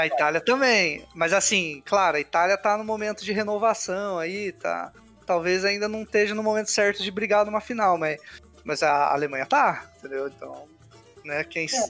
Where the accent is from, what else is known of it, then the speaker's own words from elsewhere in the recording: Brazil; A gente, como brasileiro